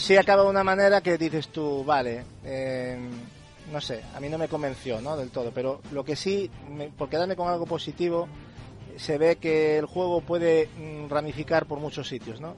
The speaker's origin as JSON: {"language": "Spanish", "country": "Spain", "said": "aquí en España, yo como, como español que soy"}